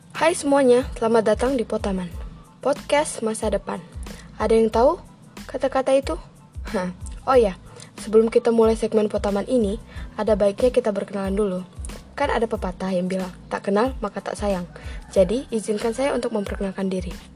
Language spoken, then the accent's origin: Indonesian; Way Kanan Regency, Lampung, Indonesia; asal dari Kabupaten Wekanan Lampung